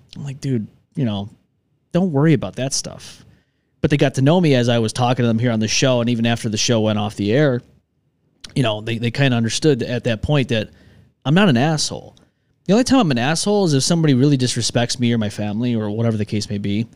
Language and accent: English; New York, United States; moved away; I'm from New York 'cause, oh, New York City, no, I've never been to New York City in my life